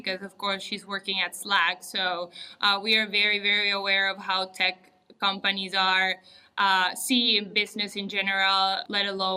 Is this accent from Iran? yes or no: no; Uruguay; first language Spanish; English is a second language; also born or lived in Germany; I'm a native Spanish speaker. I was born in Uruguay, South America.